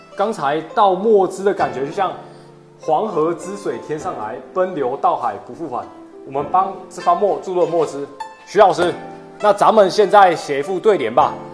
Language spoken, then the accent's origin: Chinese; Taiwan; now in Guangzhou, China; 我是来自广州的台湾青年